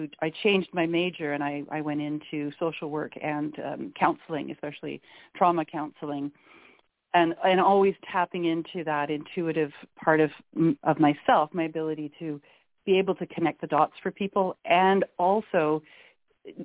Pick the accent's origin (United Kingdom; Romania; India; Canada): Canada; also born or lived in Victoria, British Columbia; I am Canadian. I'm calling in from the west coast of Canada in a little city called Victoria, British Columbia